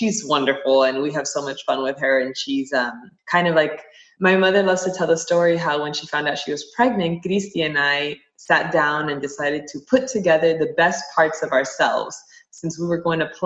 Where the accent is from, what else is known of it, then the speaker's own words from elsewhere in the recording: Miami, Florida, United States; I grew up in Miami